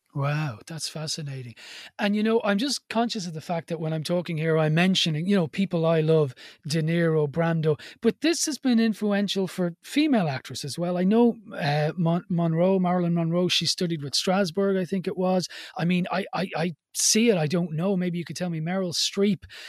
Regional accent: Ireland; I'm Irish-born Catholic.

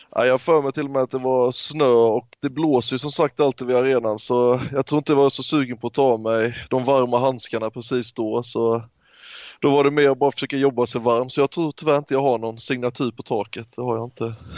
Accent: near Tvååker, Halland County, Sweden; Tvååker till exempel som ligger nära min hemstad

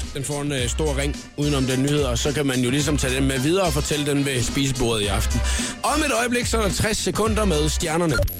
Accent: Nyborg, Southern Denmark, Denmark; also born or lived in Svendborg; jeg er fra Svendborg, eller opvokset i Nyborg, jeg er fra Svendborg og boet i Svendborg mange år

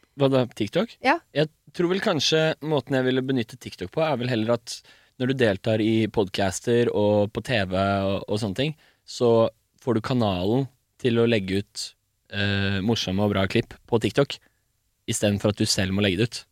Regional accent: Bærum, Akershus, Norway; Jeg er fra Bærum.

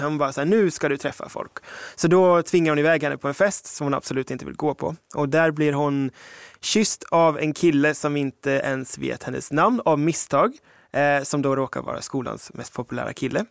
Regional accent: United Kingdom; now in Ekerö, Sweden; som britt

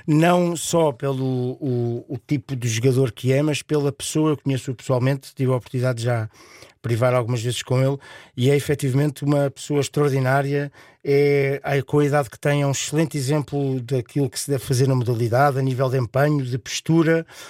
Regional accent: Portugal; como sou um Tuga fervoroso, como eu costumo dizer, sou Tuga abelhão pato

